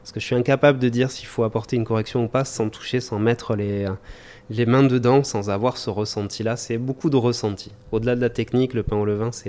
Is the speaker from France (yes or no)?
no; Germany; now in Mauritius; parce qu'on vient d'Allemagne.